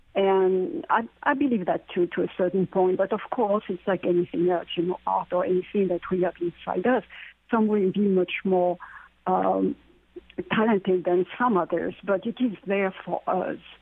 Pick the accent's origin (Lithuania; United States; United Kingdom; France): France; moved away; growing up in France, in that part of France which is where the Druids uh, were, the Celtic area